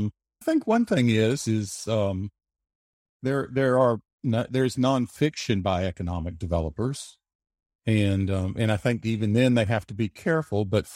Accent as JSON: {"language": "English", "region": "Alabama", "country": "United States", "tie": "born or raised there", "also_born_or_lived": "Germany", "said": "Yeah, I mostly grew up in Alabama, except for a few years in Germany. My father was in the military, but I grew up mostly in Alabama."}